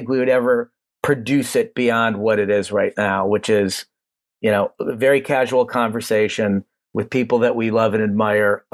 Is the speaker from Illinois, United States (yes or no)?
no; Cleveland, Ohio, United States; we're from Cleveland and we found our way into film through a local cinema tech and a love for movies